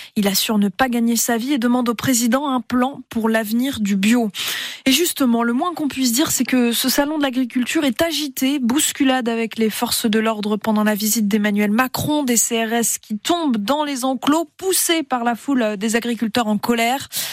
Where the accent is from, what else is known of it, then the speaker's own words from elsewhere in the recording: Moselle, Grand Est, France; chez nous, en Moselle